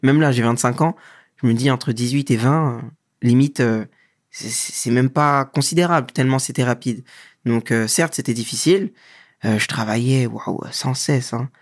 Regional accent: Montmagny, Île-de-France, France; moved away as an adult; also born or lived in Dakar, Senegal; now in South Korea; Je suis né à Montmorency, mais j'ai grandi à Montmagny dans 95

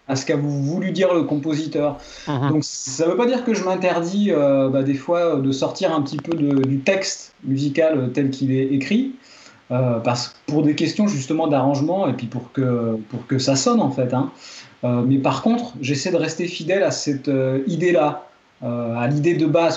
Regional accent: Drôme, Auvergne-Rhône-Alpes, France; Puisque je suis originaire de la Drôme, c'est là que j'habite

